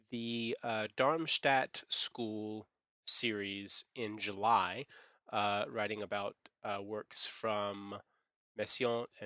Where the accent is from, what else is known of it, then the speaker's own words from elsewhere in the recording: Taipei, Taiwan; something going on here in my hometown in Taipei